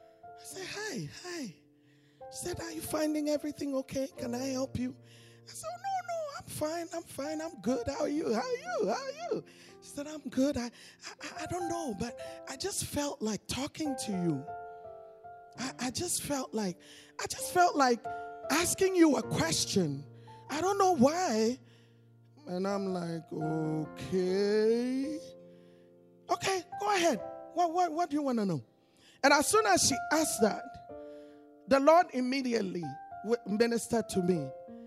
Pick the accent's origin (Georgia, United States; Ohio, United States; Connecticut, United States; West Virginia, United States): Connecticut, United States; born there; Americans, and I'm an American because I was born in Connecticut, though I'm an African too.